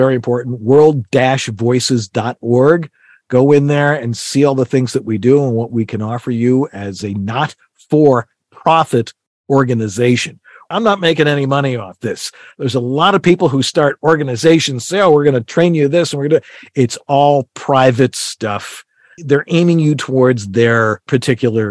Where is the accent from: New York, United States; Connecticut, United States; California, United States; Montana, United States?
New York, United States; Buffalo; I'm from Buffalo